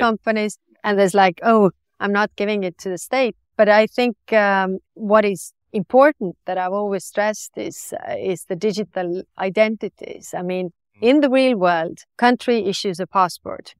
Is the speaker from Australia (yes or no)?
no; Estonia; I was born on the Soviet oc-, oc-, occupation